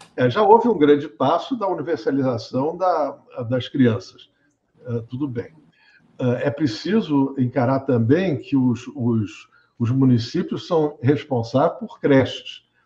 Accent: Brazil; eu brasileiro

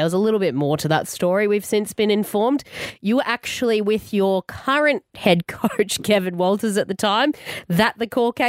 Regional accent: Queensland, Australia; I'm a Queenslander

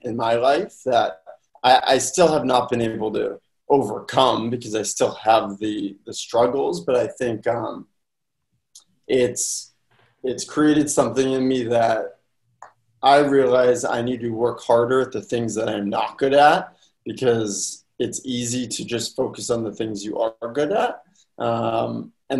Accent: Boston, Massachusetts, United States; I'm originally from Boston, Chestnut Hill to be exact

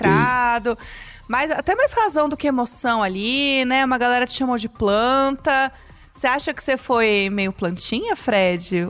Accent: Brazil; eu sou brasileira

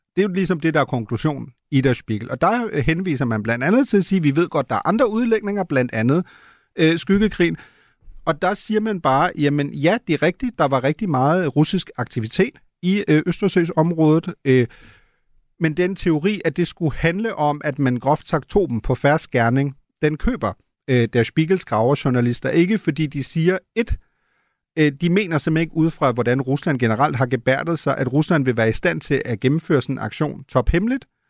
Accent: Germany; now in Denmark; som en tysker, der bor i Danmark

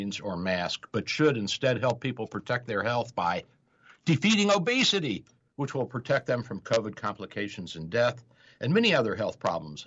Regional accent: Kentucky, United States; I'm from Kentucky.

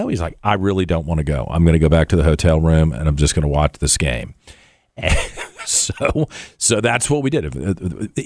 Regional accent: Richmond, Virginia, United States; Richmond and where things are in Richmond because it's my hometown

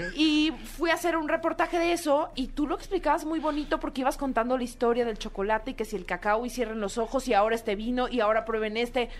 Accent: Mexico; como mexicanos

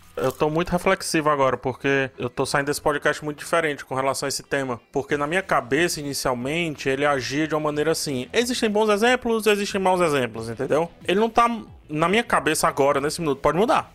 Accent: Cearense, Ceará, Brazil; eu que não sou, sou cearense

